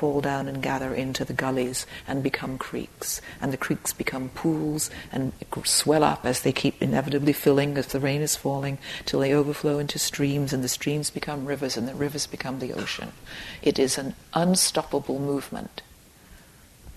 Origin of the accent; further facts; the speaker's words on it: Dorset, South West England, United Kingdom; I grew up in Dorset in England.